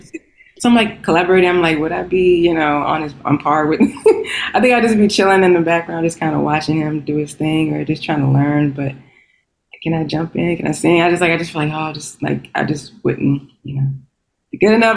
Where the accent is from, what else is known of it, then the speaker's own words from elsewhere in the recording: Texas, United States; moved away as an adult; also born or lived in Washington, D.C.; now in Los Angeles, United States; I'm a Texan. I'm from Texas, but I've been living out in DC for like probably more than Texas